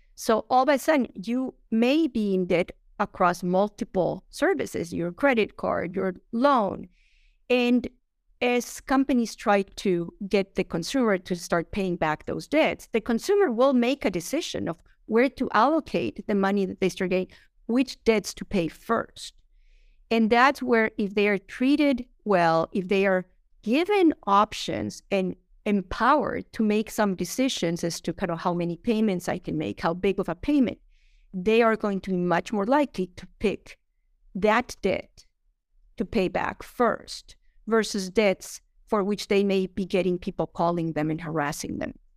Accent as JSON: {"language": "English", "country": "Colombia", "moved": "yes", "said": "I'm from Colombia"}